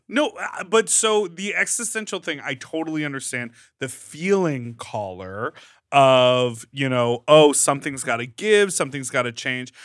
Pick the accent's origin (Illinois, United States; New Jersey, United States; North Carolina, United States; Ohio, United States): Illinois, United States; Chicago; moved away as an adult; also born or lived in upstate New York / Brooklyn, New York; now in Los Angeles, United States; I grew up in Chicago